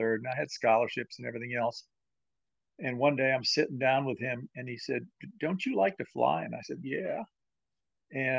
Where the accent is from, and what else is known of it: Connecticut, United States; born or raised there; also born or lived in Montreal, Canada